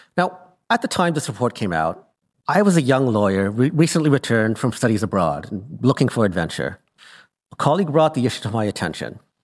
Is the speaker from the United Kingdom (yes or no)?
no; Canada; I returned home to Canada